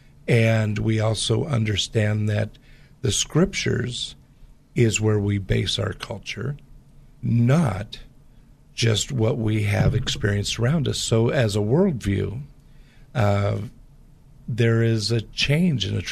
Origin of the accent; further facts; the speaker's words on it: Portland, Pacific Northwest, United States; I grew up in the Pacific Northwest, which has a lot of the same type of culture in the Portland area as the Bay Area